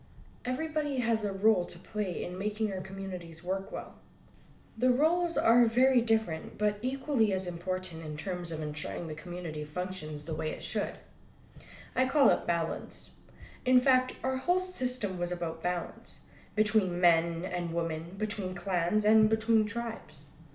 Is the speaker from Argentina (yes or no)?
no; British Columbia, Canada; I come from the Musqueam Tsleil-Waututh Lhkwaqeluk people of Northern Vancouver Island, who are part of the Kwakwaqeluk, also known as the Kwakwala-speaking peoples.